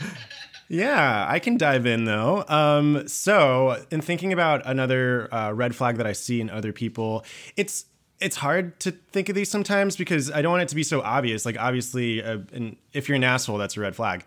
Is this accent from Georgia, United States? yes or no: yes; Georgia, United States; now in New York, United States; I'm from Georgia